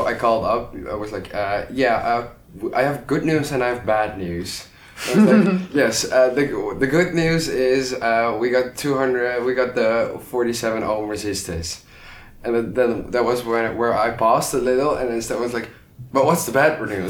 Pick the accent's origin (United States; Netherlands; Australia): Netherlands; I'm Dutch